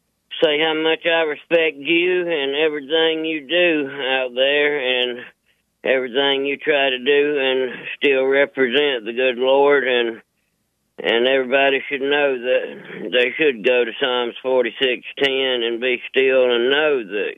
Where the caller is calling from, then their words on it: Enterprise, Alabama, United States; I'm calling you from Alabama, from Enterprise, Alabama, the biggest Army aviation headquarters in the world.